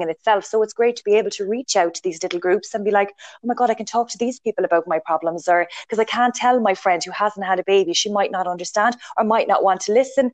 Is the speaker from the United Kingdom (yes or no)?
no; Ireland; we're Irish